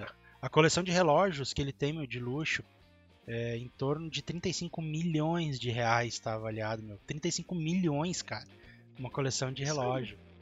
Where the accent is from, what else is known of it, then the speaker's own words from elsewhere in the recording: Porto Alegre metropolitan region, Rio Grande do Sul, Brazil; nós somos do Rio Grande do Sul, tá? Da região metropolitana de Porto Alegre.